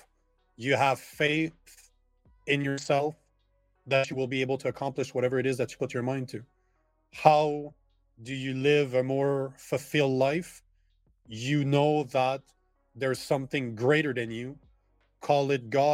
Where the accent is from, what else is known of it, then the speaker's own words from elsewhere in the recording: Canada; as a Canadian